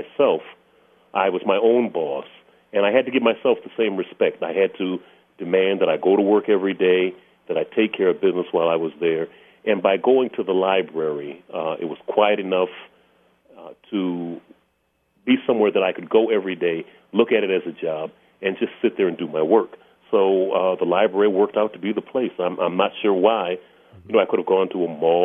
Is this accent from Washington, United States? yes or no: no; Flint, Michigan, United States; I was working in a factory in my hometown of Flint, Michigan